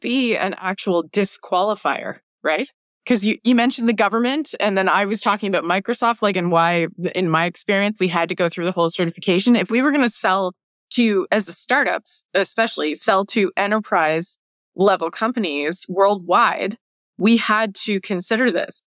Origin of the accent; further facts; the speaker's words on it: Canada; being Canadian